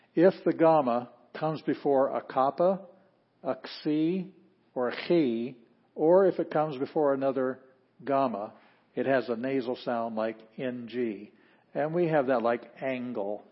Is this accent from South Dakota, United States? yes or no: yes; Sioux Falls, South Dakota, United States; moved away; We're from Sioux Falls, South Dakota